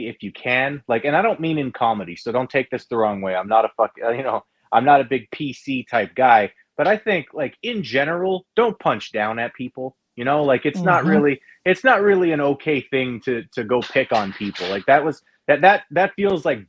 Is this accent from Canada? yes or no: yes; Canada; I'm Canadian